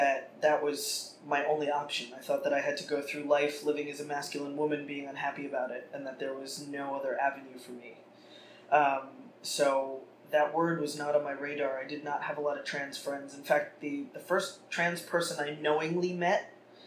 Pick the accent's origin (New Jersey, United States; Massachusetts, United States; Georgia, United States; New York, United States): New York, United States; New York City; I grew up in Carroll Gardens in Brooklyn